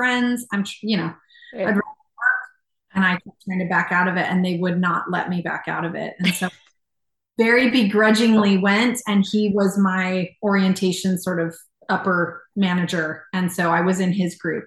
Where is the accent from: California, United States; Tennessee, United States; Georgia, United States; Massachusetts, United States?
California, United States; Visalia; moved away as an adult; also born or lived in San Luis Obispo County; now in Morro Bay, United States; Grew up in Visalia